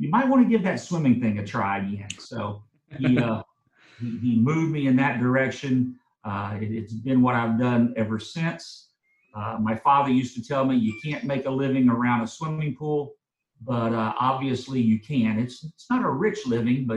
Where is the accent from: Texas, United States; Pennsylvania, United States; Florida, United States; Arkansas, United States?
Texas, United States; Pasadena; I grew up in Pasadena